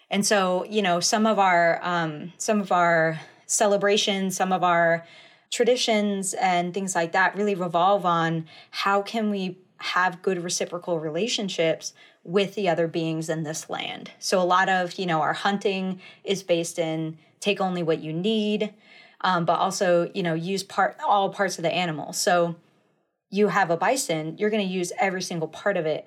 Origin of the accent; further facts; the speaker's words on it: Flathead Indian Reservation, Montana, United States; I grew up, uh, in the, uh, in Montana. Uh, I grew up on the Flathead Indian Reservation there.